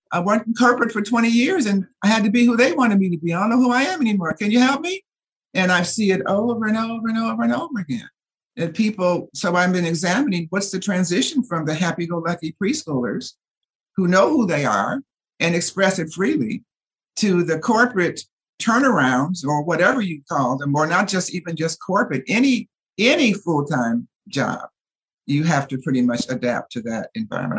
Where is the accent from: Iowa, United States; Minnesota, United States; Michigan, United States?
Michigan, United States; Detroit; now in Los Angeles, United States; I grew up in Detroit, Michigan